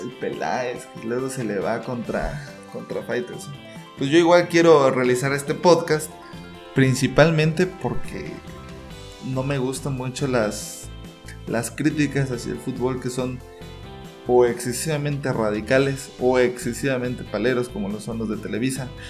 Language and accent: Spanish; San Cristóbal de las Casas, Chiapas, Mexico; now in Mexico City, Mexico; radico en la Ciudad de México, soy de San Cristóbal de las Casas Chiapas